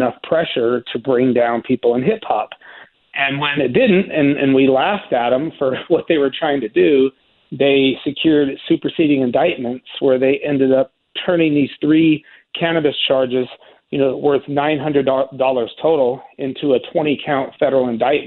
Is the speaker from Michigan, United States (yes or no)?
no; Salt Lake City, Utah, United States; my hometown of Salt Lake City, Utah